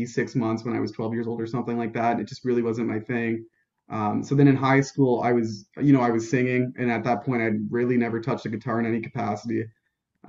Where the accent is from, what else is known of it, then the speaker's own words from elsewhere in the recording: Waterloo, Ontario, Canada; So I was born and bred in Waterloo. I've moved one time in my life. We moved a block, so we stayed within Waterloo